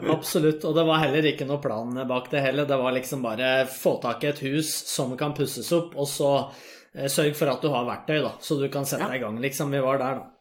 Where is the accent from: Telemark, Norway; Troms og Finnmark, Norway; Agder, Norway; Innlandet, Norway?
Innlandet, Norway; Vang; now in Oslo, Norway; jeg kommer fra Valdres